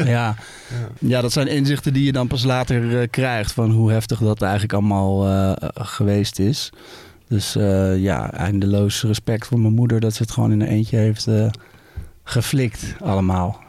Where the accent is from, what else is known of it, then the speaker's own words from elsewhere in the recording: Baarn, Utrecht, Netherlands; ik ben in Baarn geboren.